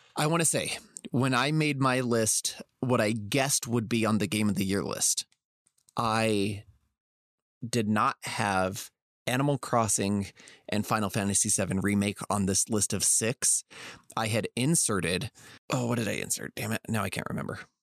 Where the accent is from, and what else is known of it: Las Vegas, Nevada, United States; born or raised there